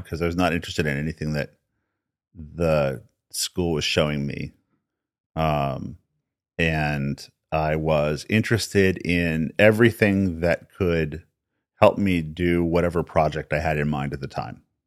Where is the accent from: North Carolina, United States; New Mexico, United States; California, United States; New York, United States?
New Mexico, United States; Albuquerque; I was born in New Mexico. born in Albuquerque, New Mexico.